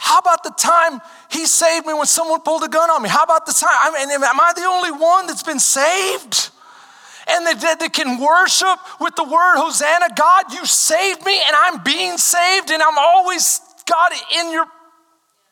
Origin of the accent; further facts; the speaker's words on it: Texas, United States; I'm from Texas. This is like my second time out of state.